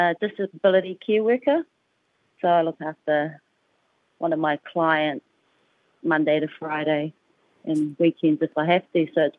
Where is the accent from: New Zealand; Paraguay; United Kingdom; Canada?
New Zealand; now in Gold Coast, Australia; I'm originally from New Zealand